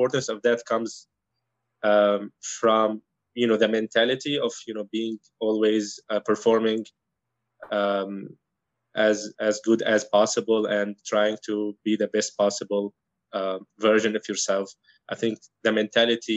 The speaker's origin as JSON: {"language": "English", "town": "Aleppo", "region": "Aleppo Governorate", "country": "Syria", "tie": "born or raised there", "moved": "as an adult", "lives_now": "Cleveland, United States", "said": "So I'm from Syria. I was born and raised in Aleppo"}